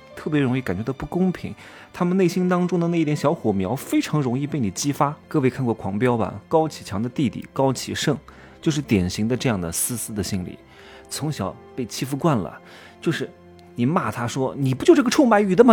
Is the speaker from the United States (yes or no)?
no; Wuhu, Anhui, China; moved away; 那我老家是安徽芜湖的